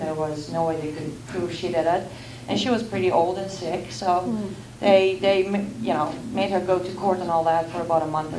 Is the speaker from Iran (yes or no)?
yes; Iran; now in United States; I was born and raised in the Islamic Republic of Iran.